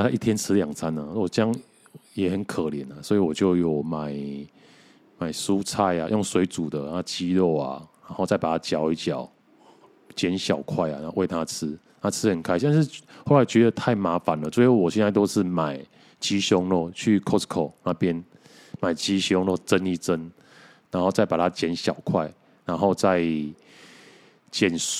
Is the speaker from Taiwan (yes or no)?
yes; Mituo, Kaohsiung, Taiwan; 所所以想说要要把他送回我老家的弥陀啊